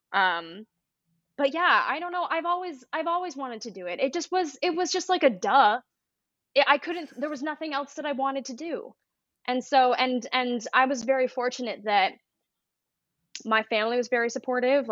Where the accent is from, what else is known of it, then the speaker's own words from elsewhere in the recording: Salt Lake City, Utah, United States; moved away as an adult; also born or lived in New York City / Los Angeles; I grew up in Salt Lake City, Utah